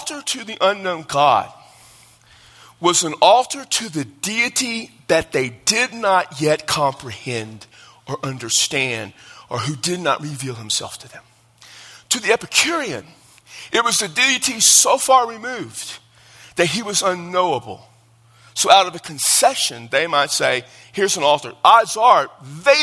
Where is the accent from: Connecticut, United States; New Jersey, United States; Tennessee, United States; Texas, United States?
Texas, United States; I'm from Texas.